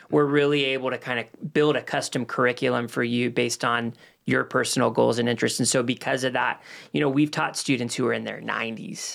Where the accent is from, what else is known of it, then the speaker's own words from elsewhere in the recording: Los Angeles, California, United States; moved away as an adult; now in Cornelius, United States; Moved to Los Angeles when I was nine months old and, um, lived out there till I was twenty-one